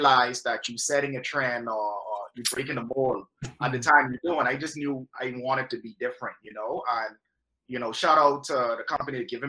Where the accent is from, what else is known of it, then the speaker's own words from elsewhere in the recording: Bahamas; moved away as an adult; also born or lived in Toronto, Canada / Orlando, United States / Los Angeles, United States; from there, from LA, I moved back home